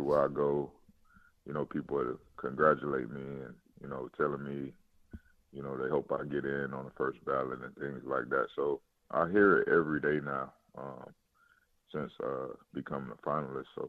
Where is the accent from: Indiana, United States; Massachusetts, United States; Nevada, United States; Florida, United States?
Florida, United States; Miami; moved away as an adult; now in Houston, United States; I'm from Miami